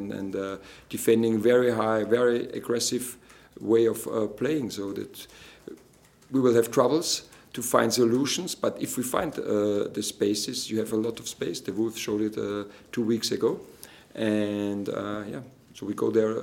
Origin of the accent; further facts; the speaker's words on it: Austria; moved away; from Austria